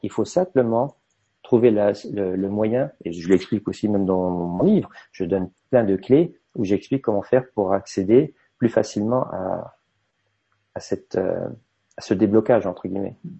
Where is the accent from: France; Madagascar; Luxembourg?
Luxembourg; en tant que luxembourgeois